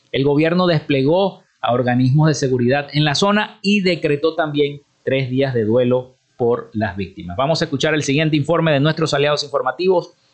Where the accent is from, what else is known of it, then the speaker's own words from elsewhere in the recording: Zulia, Venezuela; en nuestro estado Zulia